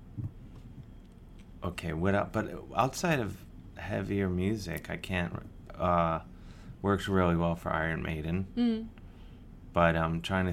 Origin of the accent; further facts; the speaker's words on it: Ohio, United States; I'm from Ohio